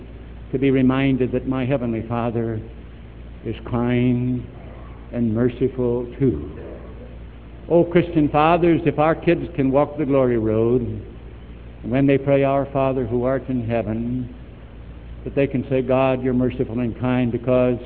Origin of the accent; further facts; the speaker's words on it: East St. Louis, Illinois, United States; also born or lived in Chicago, Illinois; We grew up there in East St. Louis.